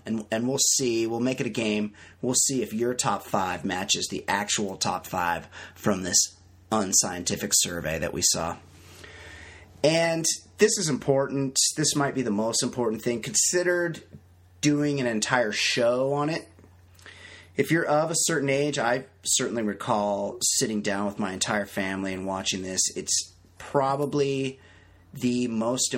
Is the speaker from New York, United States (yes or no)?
no; California, United States; I'm a Californian